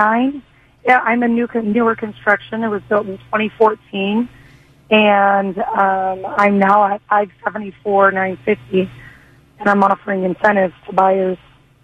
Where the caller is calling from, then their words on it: Puyallup, Washington, United States; I am calling in from Puyallup